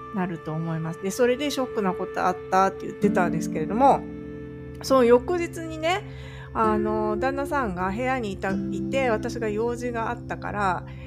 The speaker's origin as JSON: {"language": "Japanese", "country": "Japan", "tie": "born or raised there", "moved": "as an adult", "lives_now": "California, United States", "said": "日本に帰ったら、まあ私の地元に住もうかなって、親もいるしな"}